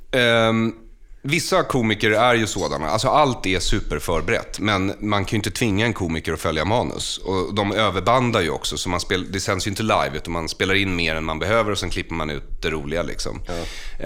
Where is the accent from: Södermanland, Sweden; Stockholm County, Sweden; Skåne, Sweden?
Stockholm County, Sweden; Bergshamra; Jag är född och uppvuxen i Bergshamra utanför Stockholm